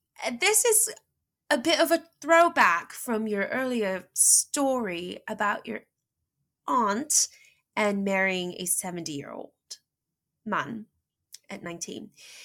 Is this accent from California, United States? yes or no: yes; Los Angeles, California, United States; accent: valley girl; English is a second language; my exaggerated accent was valley girlish, like almost kind of a little bit like mine right now, because I was from LA, you know. I learned English